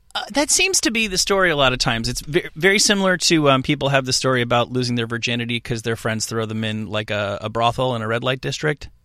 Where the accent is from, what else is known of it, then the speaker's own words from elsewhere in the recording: East Coast, United States; I'm from the East Coast.